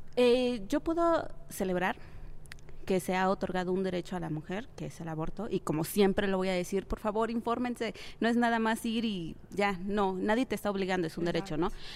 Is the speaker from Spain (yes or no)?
no; Mexico; mi propio país